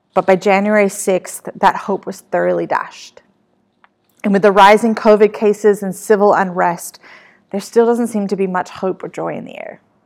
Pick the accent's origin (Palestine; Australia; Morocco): Australia; moved away as an adult; now in California, United States; My hometown of Australia